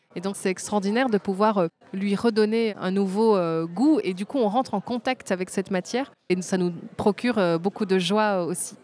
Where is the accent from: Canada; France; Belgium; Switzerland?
Belgium; also born or lived in Tunisia; je suis euh, née en Tunisie, d'un papa tunisien, d'une maman belge, mais j'ai grandi en Belgique